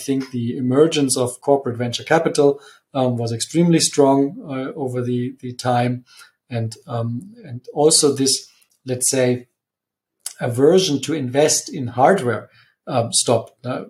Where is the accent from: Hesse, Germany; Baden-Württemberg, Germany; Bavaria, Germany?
Bavaria, Germany; Munich; also born or lived in Italy; Yes, I am from Munich and I'm also back in Munich. I have spent a bit of time away. So I've been 5 years in Italy